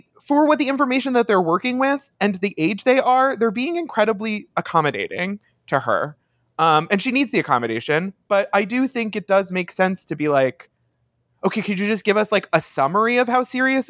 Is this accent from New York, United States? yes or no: yes; Long Island, New York, United States; We are from Long Island